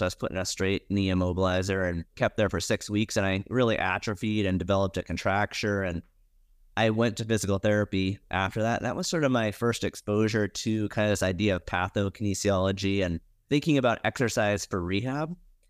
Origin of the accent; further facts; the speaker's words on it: Montana, United States; Yeah, I grew up in Montana.